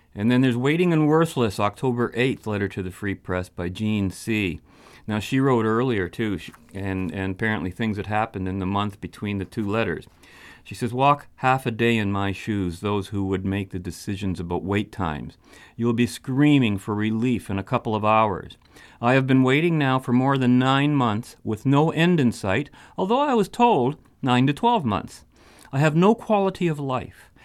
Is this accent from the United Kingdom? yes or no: no; Canada; Speaking as a Canadian who lives in the heart of socialized health care country